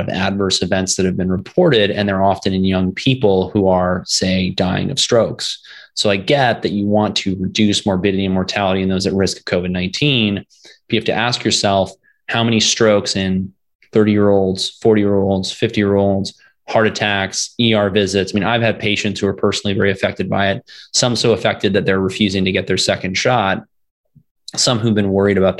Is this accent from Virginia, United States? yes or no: yes; Virginia, United States; moved away as an adult; also born or lived in Florida; my home state of Virginia